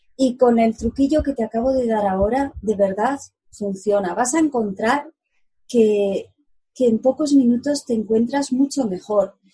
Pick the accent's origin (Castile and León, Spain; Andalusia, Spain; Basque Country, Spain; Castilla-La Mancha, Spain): Castile and León, Spain; Segovia; en Segovia, mi ciudad natal, lo llamamos tete